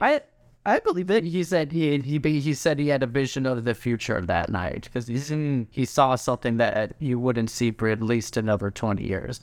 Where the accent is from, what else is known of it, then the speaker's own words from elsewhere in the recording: Orlando, Florida, United States; we're both from Orlando